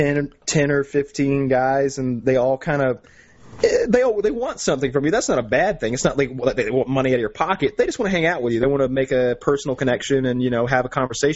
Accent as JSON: {"language": "English", "region": "the South", "country": "United States", "moved": "yes", "said": "I'm from the South"}